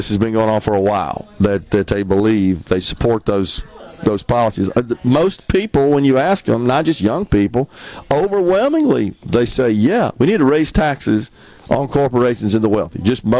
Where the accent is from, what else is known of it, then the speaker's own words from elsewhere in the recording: United States; just as an American, even at the age of a young age, it kind of peeved me